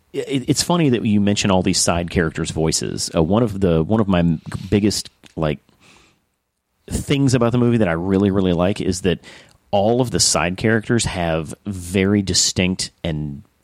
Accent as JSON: {"language": "English", "country": "United States", "said": "we're American."}